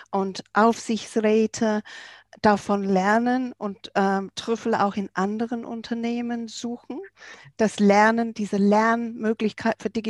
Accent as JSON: {"language": "German", "region": "England", "country": "United Kingdom", "second_language": "German", "said": "Du kennst mich ja auch als Engländerin, ich kann es nicht lassen."}